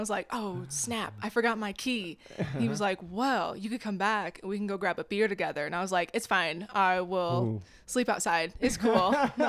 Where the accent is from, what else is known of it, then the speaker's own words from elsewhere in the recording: Phoenix, Arizona, United States; I'm from Phoenix.